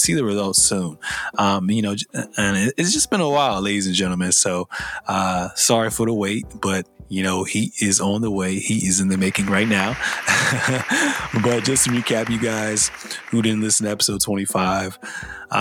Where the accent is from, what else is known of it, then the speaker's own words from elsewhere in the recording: Liberia; moved away; I'm from Liberia in West Africa